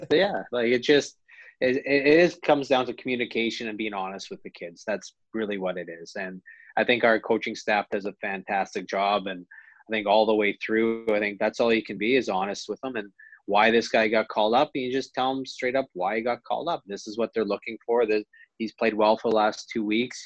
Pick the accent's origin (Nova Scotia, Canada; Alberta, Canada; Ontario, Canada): Alberta, Canada; Calgary; moved away; also born or lived in Rochester, New York; I was a kid from Calgary